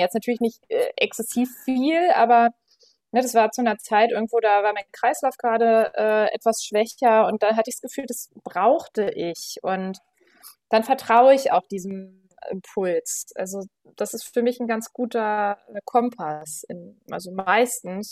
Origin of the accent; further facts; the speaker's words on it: Berlin, Germany; ich komme aus Berlin, bin 35 Jahre alt